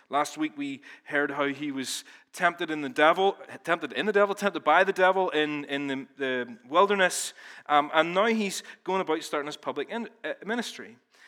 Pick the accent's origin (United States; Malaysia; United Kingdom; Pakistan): United Kingdom; Ballymena, Northern Ireland; now in Belfast, United Kingdom; In reality, I've lived in Belfast longer than I've lived in Ballymena. I don't even sound like I'm from Ballymena anymore, although we were up there yesterday, and I definitely sounded like I was from Ballymena then.